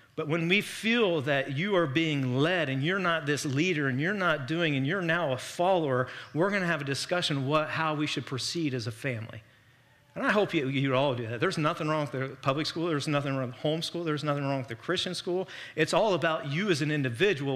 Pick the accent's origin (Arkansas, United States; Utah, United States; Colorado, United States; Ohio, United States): Ohio, United States; Miami Valley; we're from the Miami Valley